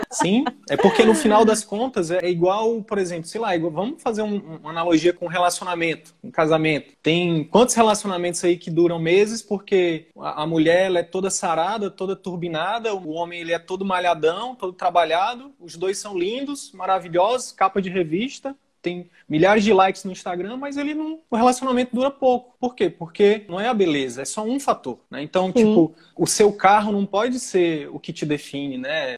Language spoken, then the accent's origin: Portuguese; Northeast Region, Brazil; eu sou do Nordeste